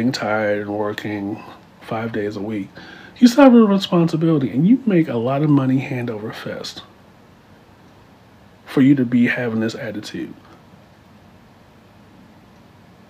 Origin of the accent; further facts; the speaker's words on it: Baltimore, Maryland, United States; moved away; I'm from Baltimore.